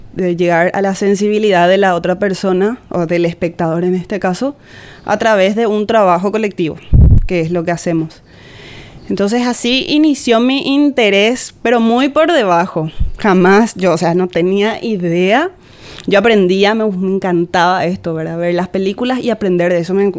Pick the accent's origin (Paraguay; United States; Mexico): Paraguay; Benjamín Aceval, Presidente Hayes; yo soy de Benjamín Aceval desde ahí, o sea, ahí crecí, nací, crecí, hice toda mi vida